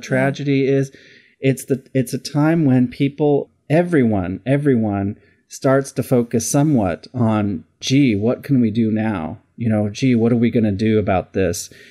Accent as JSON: {"language": "English", "town": "Simi Valley", "region": "California", "country": "United States", "tie": "born or raised there", "said": "I grew up in this really tiny little town called Simi Valley, California"}